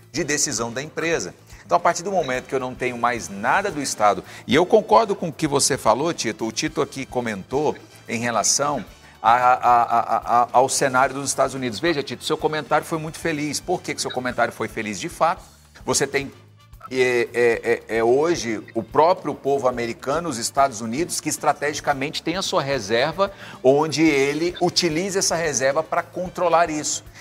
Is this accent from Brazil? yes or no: yes; Brazil